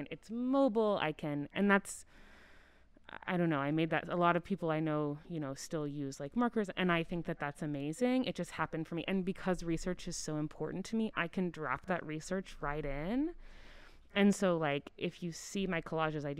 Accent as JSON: {"language": "English", "town": "Oklahoma City", "region": "Oklahoma", "country": "United States", "tie": "born or raised there", "said": "I grew up in Oklahoma, in Oklahoma City."}